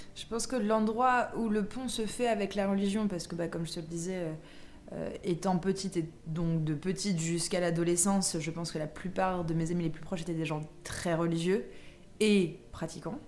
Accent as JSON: {"language": "French", "town": "Versailles", "region": "Île-de-France", "country": "France", "tie": "born or raised there", "said": "j'ai grandi à Versailles"}